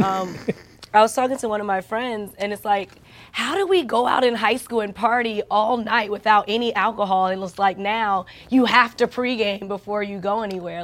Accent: New York, United States; I'm from New York

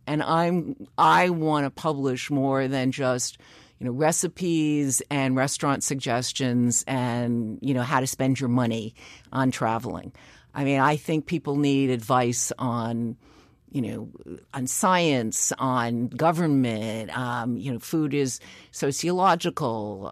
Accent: New York City, New York, United States; I grew up in Greenwich Village

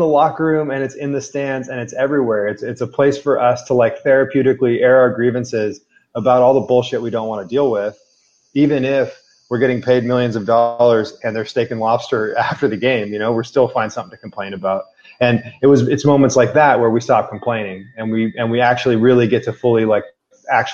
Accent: Walnut Creek, California, United States; my hometown of Walnut Creek

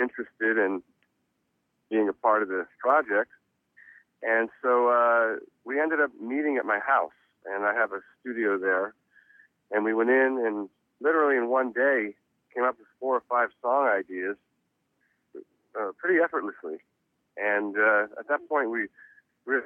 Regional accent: Reading, Pennsylvania, United States; I was born in Reading, Pennsylvania

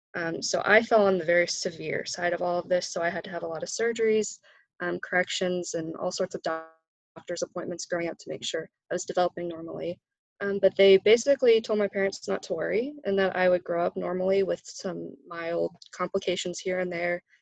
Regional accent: Frankfort, Indiana, United States; also born or lived in Oregon; I'm from Frankfort, Indiana, so I'm right down the road from Purdue. Uh, that's where I grew up. I was actually born out in Oregon, but we moved here when I was about a year old.

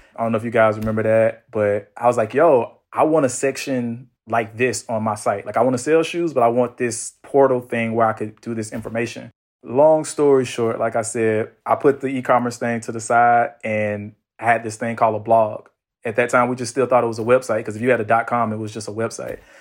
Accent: Atlanta, Georgia, United States; I'm from Atlanta

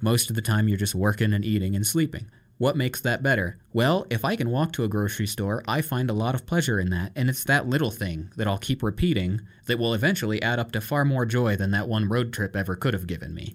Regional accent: Iowa, United States; moved away; also born or lived in Ankeny, Iowa; I come from Iowa and had never seen the ocean

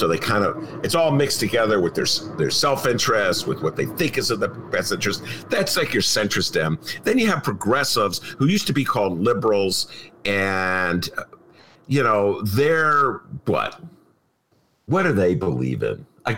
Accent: Evanston, Illinois, United States; I would care because it's my hometown.

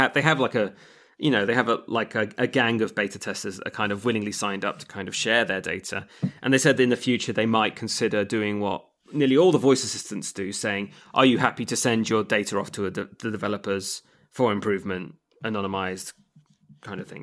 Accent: England, United Kingdom; I'm English

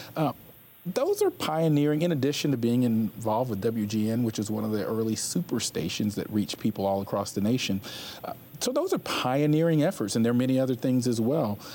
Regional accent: Atlanta, Georgia, United States; I grew up in the Atlanta, Georgia area

